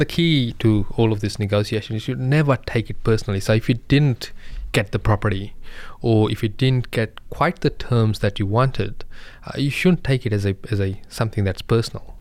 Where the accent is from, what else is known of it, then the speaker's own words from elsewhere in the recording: Fiji; I'm from Indian background from Fiji, but originally my grandparents from India.